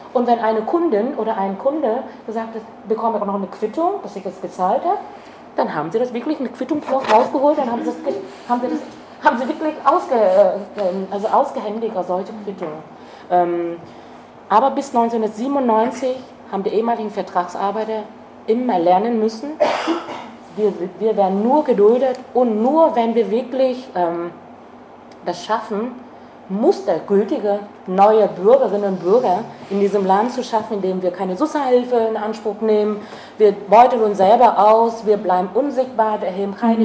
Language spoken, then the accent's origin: German; Vietnam; German is a second language; also born or lived in East Germany; now in Germany; hätte ich niemals als ähm, Vietnamesin